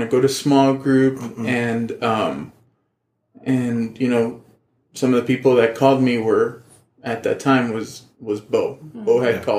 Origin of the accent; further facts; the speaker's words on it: Laredo, Texas, United States; moved away; I left to Laredo, my hometown